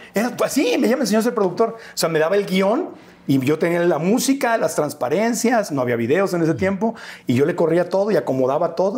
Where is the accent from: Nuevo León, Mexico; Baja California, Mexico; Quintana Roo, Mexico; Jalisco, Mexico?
Baja California, Mexico; Tijuana; moved away as an adult; also born or lived in Mexico City; now in United States; nos vinimos aquí a la Ciudad de México, nací en Tijuana, pero nos vinimos aquí